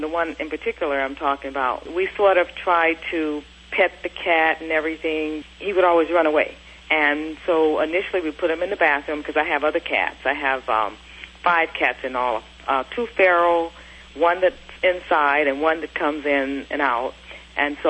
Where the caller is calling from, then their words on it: Los Angeles, California, United States; calling from Los Angeles, California.